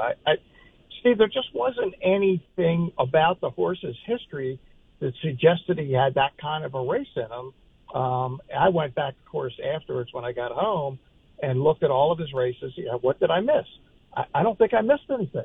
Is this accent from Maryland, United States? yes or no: yes; Preakness, Maryland, United States; It's my hometown